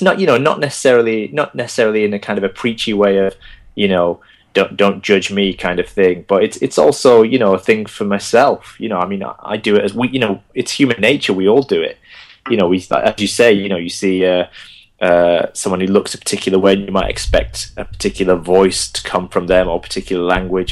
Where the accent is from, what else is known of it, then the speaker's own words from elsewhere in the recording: Bolton, North West England, United Kingdom; accent: Bolton; first language Gujarati; English is a second language; now in London, United Kingdom; I was born in Bolton, and so my, my, you know my first language was uh, the Indian language of Gujarati